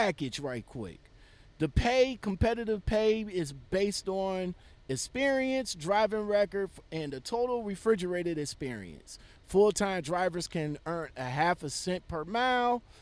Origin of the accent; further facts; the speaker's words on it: Cleveland, Ohio, United States; I was born and raised in Cleveland